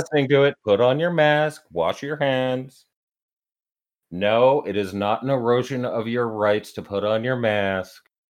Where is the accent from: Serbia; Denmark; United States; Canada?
Canada; I'm Canadian